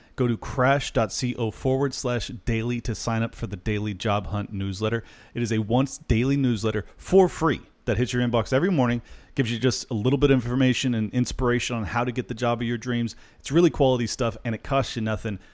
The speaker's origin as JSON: {"language": "English", "town": "San Diego", "region": "California", "country": "United States", "tie": "born or raised there", "said": "Born and raised in San Diego"}